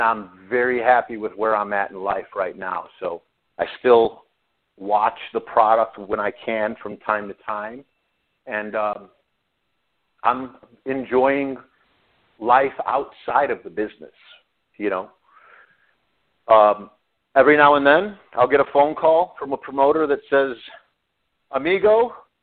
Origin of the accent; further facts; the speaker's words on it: Chicago, Illinois, United States; growing up in Chicago